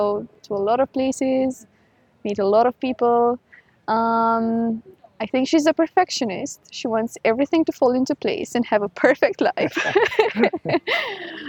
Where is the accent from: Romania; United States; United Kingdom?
Romania; moved away as an adult; also born or lived in United Arab Emirates; So I'm originally from Romania. I lived there for 19 years and then I moved to the UAE.